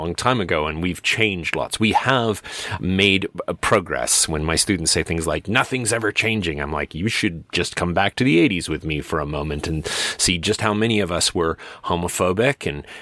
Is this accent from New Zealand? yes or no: no; Medicine Hat, Alberta, Canada; my hometown is largely conservative. It remains largely conservative in terms of its voting tendencies. And it's not a secret. It's called Medicine Hat. It's a very conservative little corner here in Alberta.